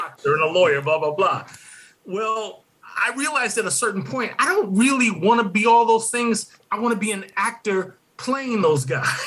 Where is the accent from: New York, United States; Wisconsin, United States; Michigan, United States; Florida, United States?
Michigan, United States; Detroit; I grew up in Detroit